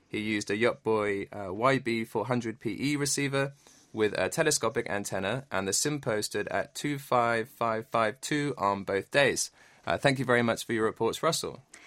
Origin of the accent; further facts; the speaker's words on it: Bournemouth, South West England, United Kingdom; moved away as an adult; also born or lived in London; now in Korea; I was born in a beautiful town on the south coast. It's called Bournemouth